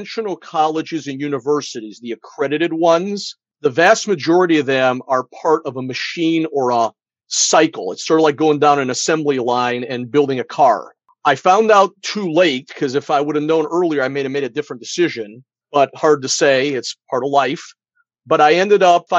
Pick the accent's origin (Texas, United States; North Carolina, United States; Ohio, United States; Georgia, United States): Ohio, United States; outside of Cleveland; growing up outside of Cleveland, Ohio, here in America